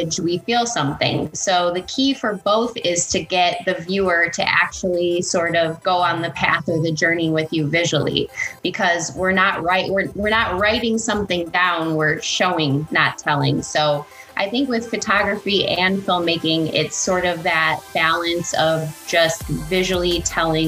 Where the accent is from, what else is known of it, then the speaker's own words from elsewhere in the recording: Michigan, United States; accent: Michigan; moved away as an adult; now in Los Angeles, United States; I'm from Michigan, so Michigan is a state that has a very thick accent, so I even pronounce my own name wrong just based on where I'm from